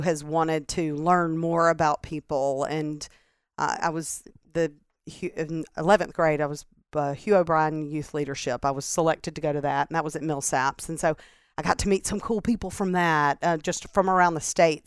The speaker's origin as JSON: {"language": "English", "town": "Starkville", "region": "Mississippi", "country": "United States", "tie": "born or raised there", "also_born_or_lived": "Greenwood, Mississippi / Indianola, Mississippi / Erie, Pennsylvania / North Carolina", "moved": "as an adult", "lives_now": "Mississippi Gulf Coast, United States", "said": "we moved to Starkville, and that's where my dad and his business partners started a business. And so that's where we grew up in Starkville"}